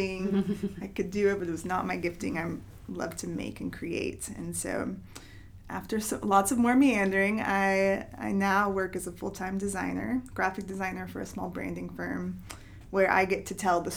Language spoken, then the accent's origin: English; Knoxville, Tennessee, United States; I'm from Knoxville